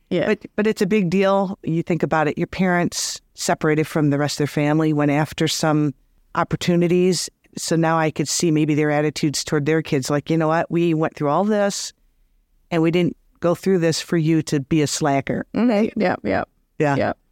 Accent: Detroit, Michigan, United States; So I grew up in Detroit family

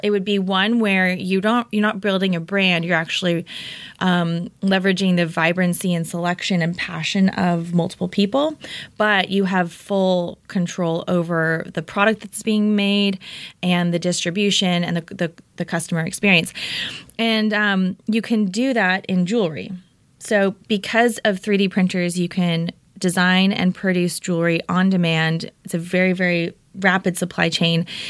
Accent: Orange County, California, United States; also born or lived in Denver, Colorado / Bay Area; now in Los Angeles, United States; raised in Orange County

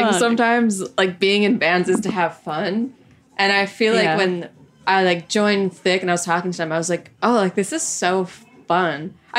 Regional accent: Long Island, New York, United States; I grew up on Long Island, like, middle school, high school.

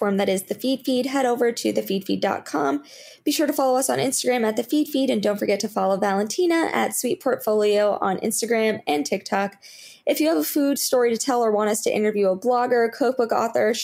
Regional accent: Florida, United States; moved away; I grew up in Florida

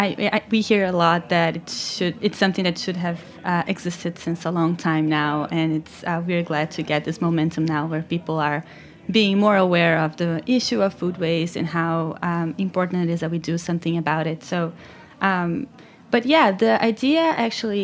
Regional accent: Brazil; moved away as an adult; I'm from Brazil

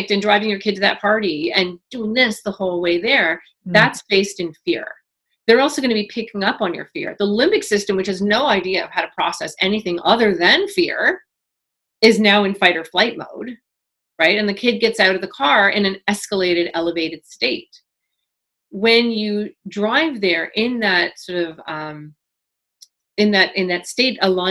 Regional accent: Toronto, Ontario, Canada; I grew up in Toronto at 12

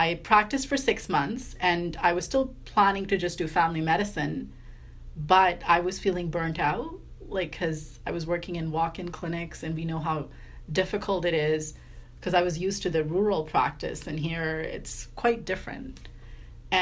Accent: Vancouver, British Columbia, Canada; moved away as an adult; I'm from Vancouver

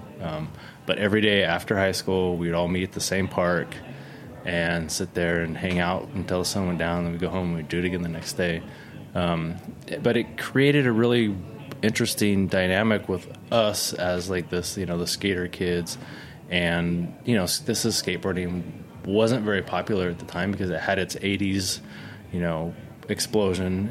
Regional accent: Bakersfield, California, United States; moved away as an adult; also born or lived in Olympia, Washington; now in Brooklyn, United States; When I was 6, my family moved to Bakersfield, California.

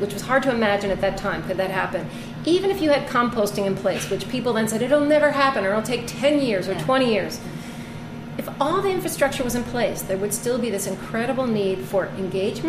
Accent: New York City, New York, United States; I'm a New Yorker. My kids go to public school here.

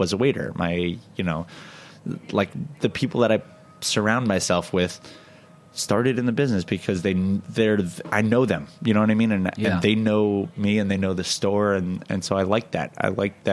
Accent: New York, United States; as a New Yorker

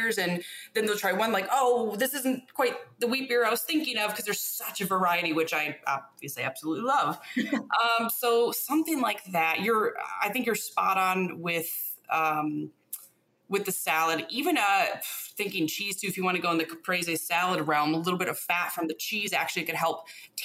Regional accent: Michigan, United States; now in New York City, United States; I'm from Michigan

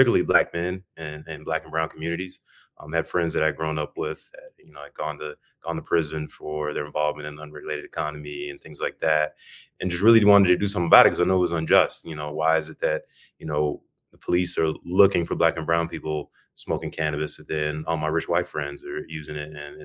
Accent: Birmingham, Alabama, United States; now in Chicago, United States; I was born in Birmingham, Alabama

